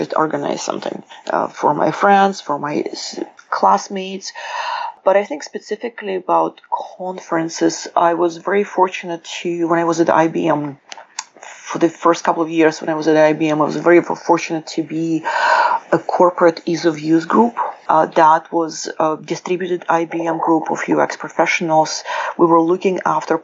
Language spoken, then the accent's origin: English; Ukraine; accent: Russian; also born or lived in United Kingdom; now in Seattle, United States; I was born in Ukraine, the accent is Russian, the passport is British, I live in Seattle.